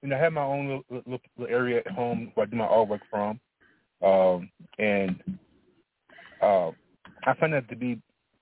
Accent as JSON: {"language": "English", "region": "Alabama", "country": "United States", "tie": "born or raised there", "said": "I was born in Alabama"}